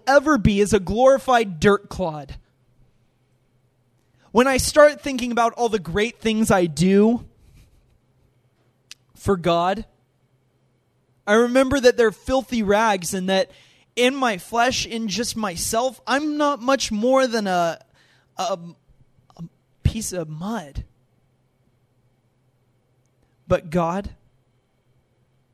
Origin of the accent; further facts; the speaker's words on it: United States; being an American